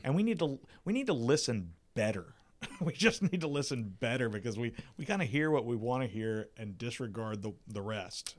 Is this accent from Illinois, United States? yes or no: no; South Carolina, United States; moved away; I'm from South Carolina. I was living there at the time.